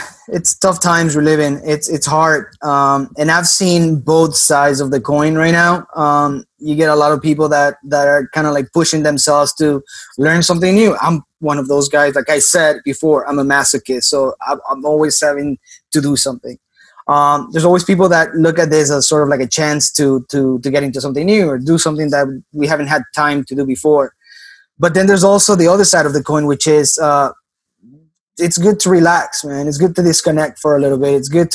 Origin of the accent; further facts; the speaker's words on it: Miami, Florida, United States; Maybe it's because I'm from Miami and grew up in Miami.